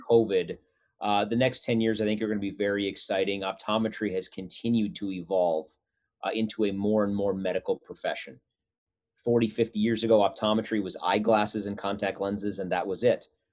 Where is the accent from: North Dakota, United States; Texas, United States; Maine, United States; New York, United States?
North Dakota, United States; moved away; We were both born and raised in North Dakota